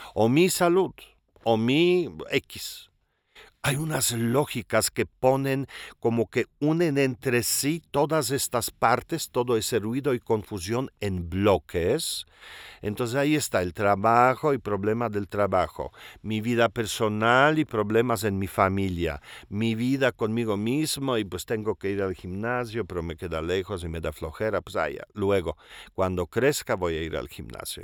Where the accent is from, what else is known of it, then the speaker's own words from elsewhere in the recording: Mexico City, Mexico; me considero chilango, pues, ¿verdad? O sea, pues, yo soy polaco, e italiano, también expat